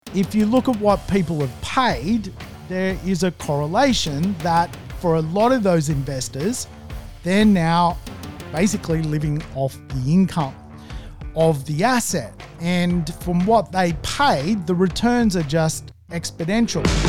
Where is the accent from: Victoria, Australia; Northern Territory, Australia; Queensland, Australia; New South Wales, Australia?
New South Wales, Australia; Manly; I'm from Manly